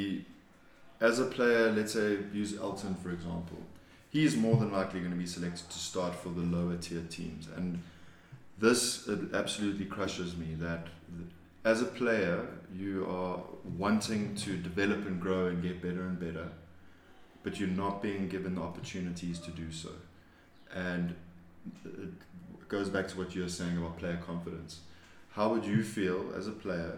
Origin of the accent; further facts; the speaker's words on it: New Zealand; even as a Kiwi